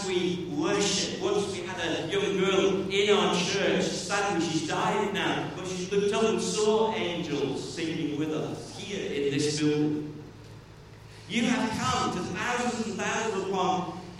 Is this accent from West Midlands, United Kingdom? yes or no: yes; Stoke-on-Trent, West Midlands, United Kingdom; I grew up there